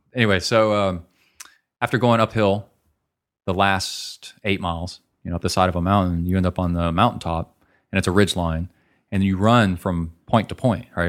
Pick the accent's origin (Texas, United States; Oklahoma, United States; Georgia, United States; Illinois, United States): Texas, United States; College Station; my hometown